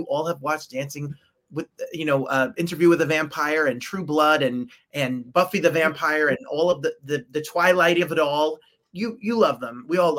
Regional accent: New Jersey, United States; So I'm born and raised in New Jersey, 1 mile from New York City. So I'm a little spoiled by the culture and art of New York. You know, we're like these snobby East Coast New Yorkers, right?

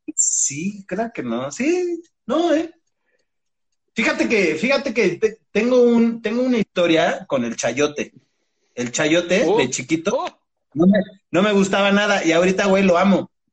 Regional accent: Mexico City, Mexico; also born or lived in Valle de Aragón; crecí mucho tiempo en Tasqueña, este, la del Valle

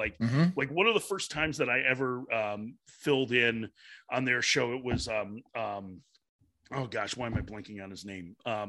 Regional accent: Chicago, Illinois, United States; moved away; Anything I can do in my hometown, I'm excited about.

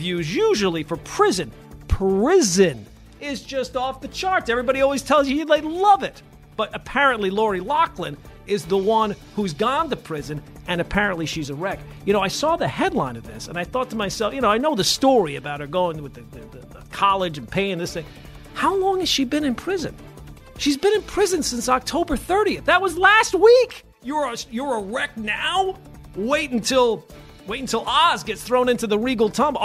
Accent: Long Island, New York, United States; also born or lived in Queens, New York; now in New Jersey, United States; I was raised on Long Island

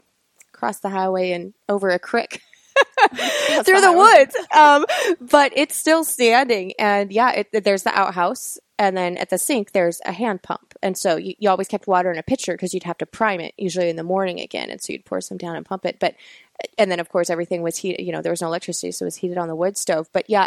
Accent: North Carolina, United States; It goes back farther because I hail from Mountain Stock in Appalachia, North Carolina.

